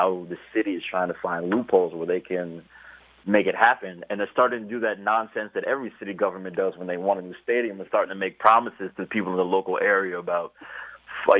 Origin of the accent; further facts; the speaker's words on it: New Jersey, United States; now in Miami, United States; I'm from New Jersey